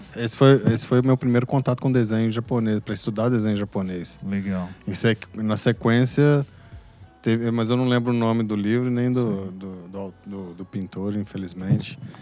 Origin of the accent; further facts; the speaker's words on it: Belo Horizonte, Minas Gerais, Brazil; eu nasci em Belo Horizonte